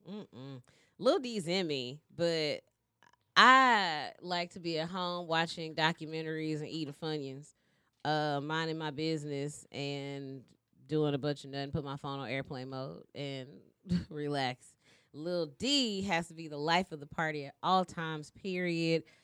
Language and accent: English; Shreveport, Louisiana, United States; moved away as an adult; now in Dallas, United States; I'm from Shreveport